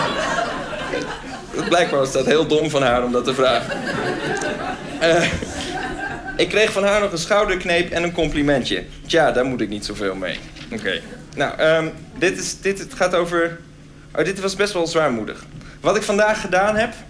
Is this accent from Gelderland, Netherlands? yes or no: no; Groningen, Netherlands; Ik kwam zelf uit Groningen, dus dat was heel ver.